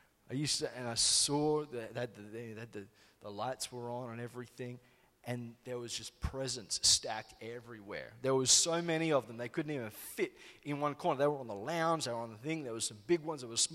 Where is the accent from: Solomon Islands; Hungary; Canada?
Solomon Islands; moved away; we grew up in the Solomon Islands